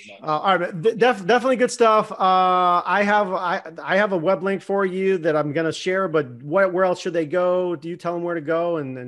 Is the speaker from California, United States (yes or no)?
no; Boston, Massachusetts, United States; I grew up in Boston and so forth.